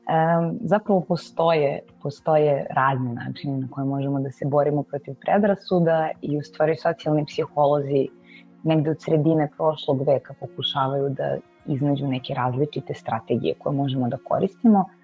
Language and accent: Croatian; Serbia; ja sam uh, Srpkinja